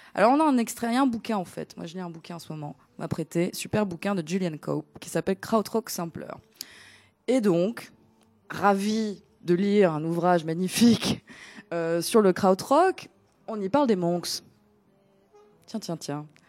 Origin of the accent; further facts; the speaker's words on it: Athens, Attica, Greece; now in France; je ne suis pas née ici. Voilà. Je suis née à Athènes, en Grèce